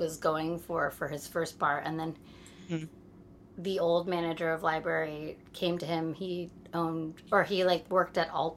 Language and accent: English; San Jose, California, United States; moved away as an adult; now in New York, United States; I was born in 1980 in San Jose, California, which Silicon Valley